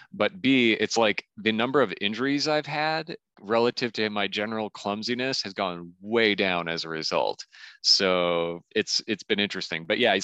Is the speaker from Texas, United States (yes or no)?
no; Saint Paul, Minnesota, United States; in the Twin Cities, in Minneapolis, I should say specifically, because I grew up in St. Paul, so we specifically say which city it is.